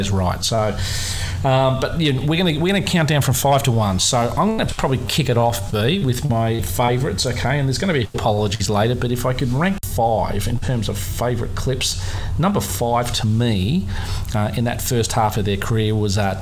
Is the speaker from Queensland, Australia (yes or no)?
no; Melbourne, Victoria, Australia; my hometown of Melbourne